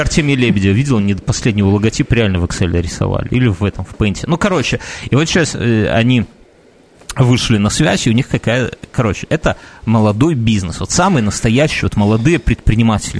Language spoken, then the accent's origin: Russian; Belarus